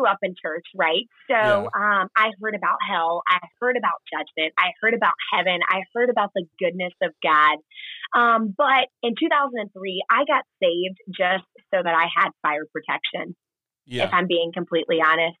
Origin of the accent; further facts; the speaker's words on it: North Carolina, United States; I'm from North Carolina, the better of the Carolinas